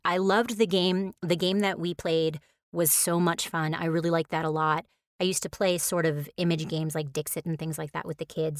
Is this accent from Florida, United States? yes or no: no; New York, United States; since I'm from New York